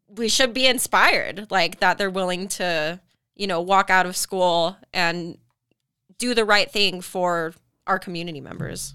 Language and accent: English; Tooele, Utah, United States; I grew up in Tula, I've been born in Utah